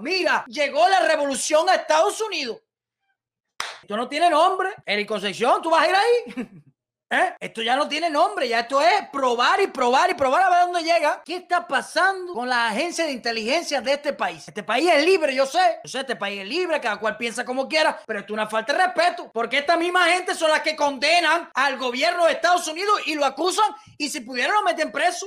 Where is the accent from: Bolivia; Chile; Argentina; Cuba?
Cuba; moved away as an adult; now in United States; lo que pasa en mi país